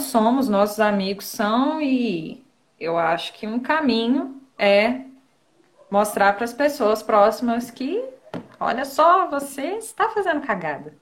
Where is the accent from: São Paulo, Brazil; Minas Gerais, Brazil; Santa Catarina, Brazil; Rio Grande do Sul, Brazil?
Minas Gerais, Brazil; Rodeiro; moved away as an adult; now in Ubá, Brazil; Eu sou, eu sou de Rodeiro. Eu nasci em Rodeiro, mas eu moro em Ubá agora. Só que na quarentena eu tô passando na casa dos meus pais